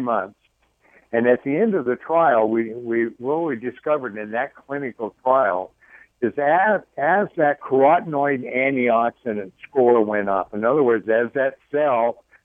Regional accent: Idaho, United States; I'm from Idaho

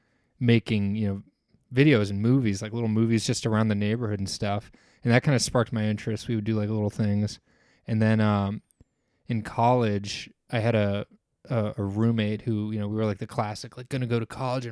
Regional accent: Fort Lauderdale, Florida, United States; back to South Florida where I'm from originally.

